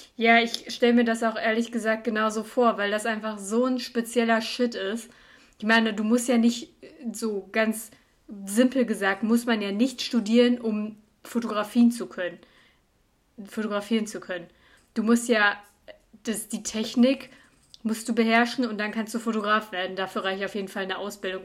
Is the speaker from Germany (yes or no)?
yes; Cologne, North Rhine-Westphalia, Germany; moved away as an adult; now in Munich, Germany; ich bin aus Köln